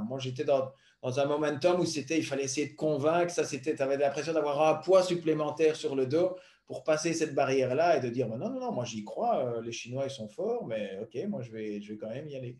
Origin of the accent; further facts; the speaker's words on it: Belgium; venant d'un petit pays